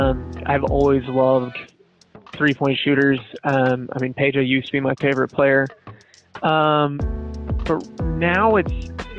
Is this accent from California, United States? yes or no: yes; Sacramento, California, United States; I was born and raised in Sacramento